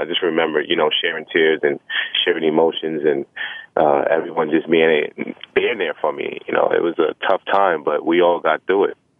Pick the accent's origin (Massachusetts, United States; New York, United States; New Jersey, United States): New York, United States; New York City; growing up in Brooklyn, especially the Brownsville area